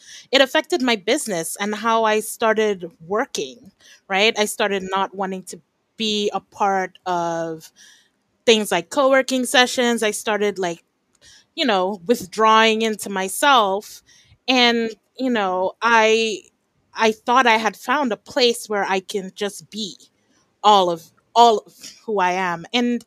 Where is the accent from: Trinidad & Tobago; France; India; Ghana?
Trinidad & Tobago; moved away; also born or lived in Japan / Belize / New York, United States / California, United States; I'm from Trinidad and Tobago and I've spent the past 20 years about, I don't check, outside of Trinidad and Tobago, but I'm actually back here right now.